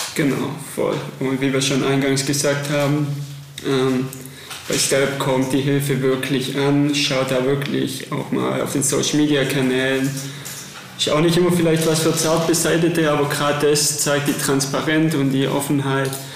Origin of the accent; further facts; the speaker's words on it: Germany; uns als Deutsche